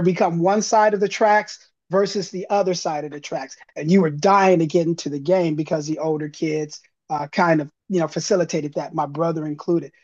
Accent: Los Angeles, California, United States; I grew up here in Los Angeles

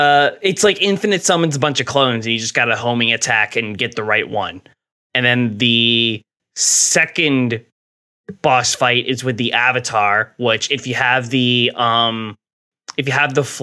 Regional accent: New Jersey, United States; accent: Jerseyisms; he knew I was from New Jersey because of the way I said the word raccoon.

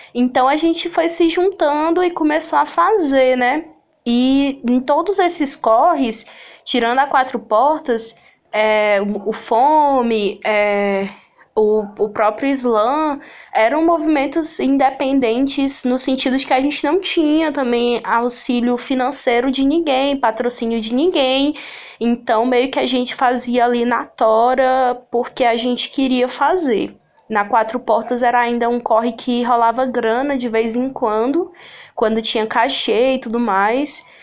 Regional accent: Sobral, Ceará, Brazil; eu ser do interior do estado do Ceará, né, da cidade de Sobral, eu que nasci aqui em Sobral

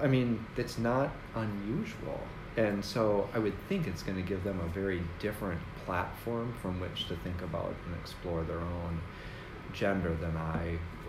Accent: Athens, Ohio, United States; born there; I was born in Athens. I think I told you that, didn't I? Mm-hmm. Yeah. So I was born there, but I really, you know, I was like two when we moved

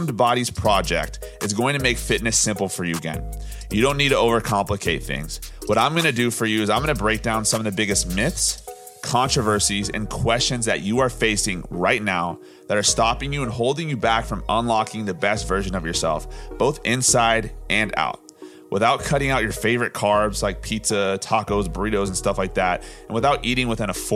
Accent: Orange County, California, United States; born or raised there

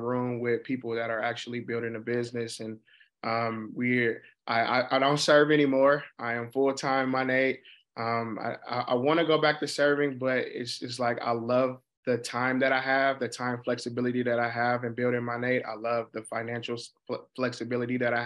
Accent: Oakland, California, United States; also born or lived in Utah; Born and raised in Oakland, California

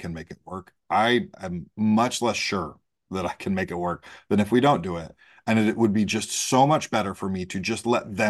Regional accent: Great Lakes, United States; I was raised in the Great Lakes by a Southerner and an Ohioan. And so I kind of have just all of this kind of very Midwest Southern people pleasing thing.

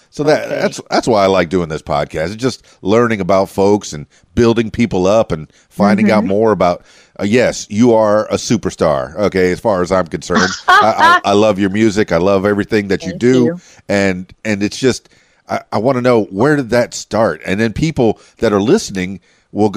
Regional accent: Miami, Florida, United States; also born or lived in Fort Lauderdale; I'm born and raised in Miami, the Florida Keys.

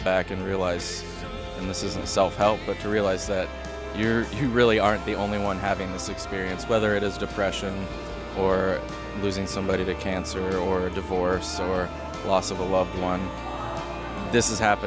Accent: Columbus, Ohio, United States; I'm from Columbus, Ohio

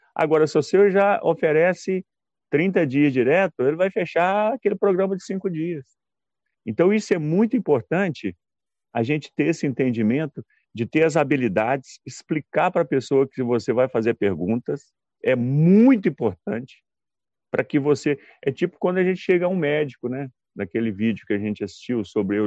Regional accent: Belo Horizonte, Minas Gerais, Brazil; sou de BH

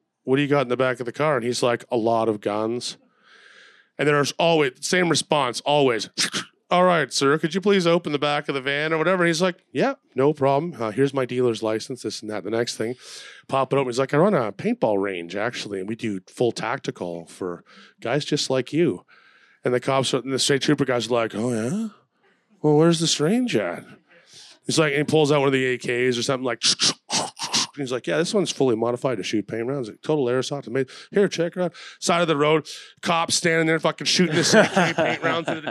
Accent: Canada; I'm from Canada

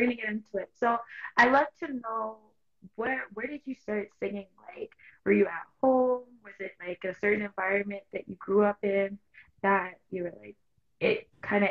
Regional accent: Toronto, Ontario, Canada; I know from Toronto, like, yes, a lot of us are from Toronto, but like my family background is Jamaican on both sides.

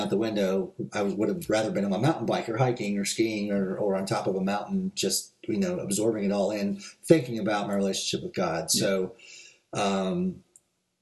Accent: California, United States; moved away; I grew up in the Methodist Church in California

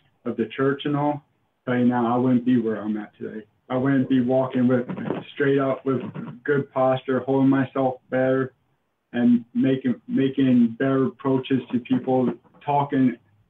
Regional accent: Bethlehem, Pennsylvania, United States; now in York, United States; where I came from Bethlehem, Pennsylvania

